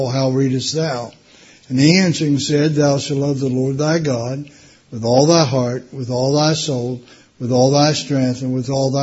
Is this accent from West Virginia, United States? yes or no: yes; West Virginia, United States; moved away; I was born and raised in West Virginia. That's a hillbilly state down in the States